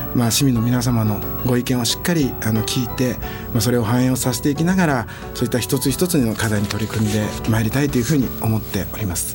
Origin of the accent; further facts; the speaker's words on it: Nishitokyo, Tokyo, Japan; 小さい頃からこの西東京で育った